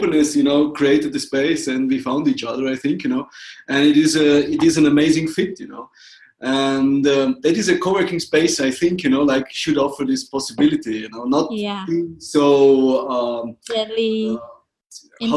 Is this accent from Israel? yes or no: no; Austria; moved away as an adult; now in Bansko, Bulgaria; I'm from Austria